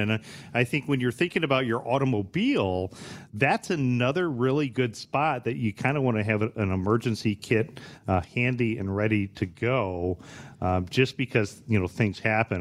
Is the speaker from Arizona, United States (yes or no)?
no; Bryan, Ohio, United States; growing up in Bryan, Ohio